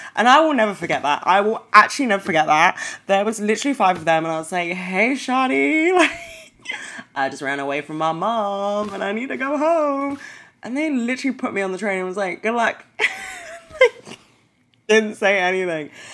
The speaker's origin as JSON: {"language": "English", "region": "London", "country": "United Kingdom", "said": "I'm from London"}